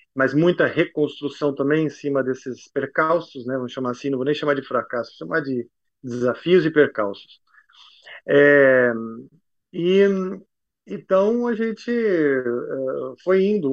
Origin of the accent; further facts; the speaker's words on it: Brazil; moved away; also born or lived in United States; me remetia à minha terra. Voltando para o Brasil